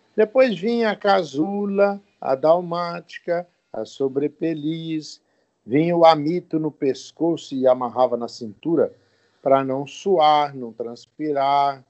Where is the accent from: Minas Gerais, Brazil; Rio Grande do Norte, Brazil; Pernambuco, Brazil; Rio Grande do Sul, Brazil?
Minas Gerais, Brazil; Rio Pomba; also born or lived in Governador Valadares; Eu nasci em Minas Gerais, numa cidade chamada Rio Pomba, perto de Belo Horizonte.